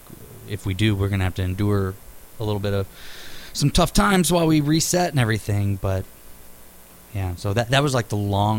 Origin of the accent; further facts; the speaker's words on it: St. Louis, Missouri, United States; Born and raised. Yeah, I didn't even like start traveling and like leave St. Louis like at all till I was probably 20 or 21.